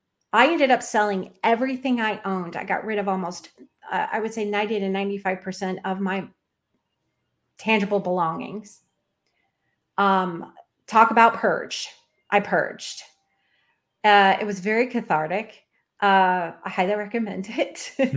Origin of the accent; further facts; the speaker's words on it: Florida, United States; And I'm from here. I was born in Florida.